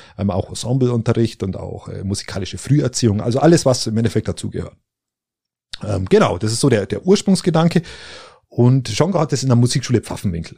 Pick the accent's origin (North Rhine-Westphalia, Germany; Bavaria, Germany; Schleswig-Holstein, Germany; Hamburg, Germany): Bavaria, Germany; Landsberg am Lech; bei uns in Landsberg am Lech oder da irgendwo in der, in der Ecke